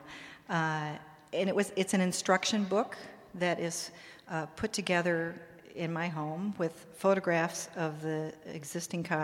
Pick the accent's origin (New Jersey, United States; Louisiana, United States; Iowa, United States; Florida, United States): Iowa, United States; Des Moines; moved away as an adult; now in New York, United States; I grew up in Des Moines, Iowa